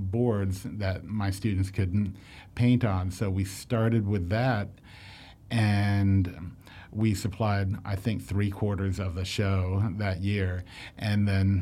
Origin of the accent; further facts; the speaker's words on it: Orlando, Florida, United States; I grew up in Orlando